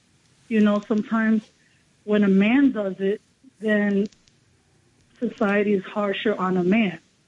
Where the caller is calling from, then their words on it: Bronx, New York, United States; Down Bronx.